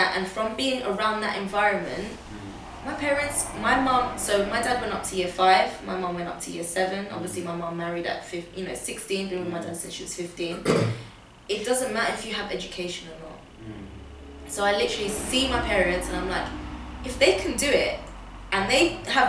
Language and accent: English; Portugal; born there; I was born in Portugal